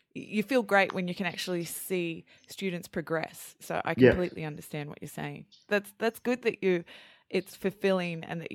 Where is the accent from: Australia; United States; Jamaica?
Australia; Well, being an Australian, yeah, so I know where Papua New Guinea is.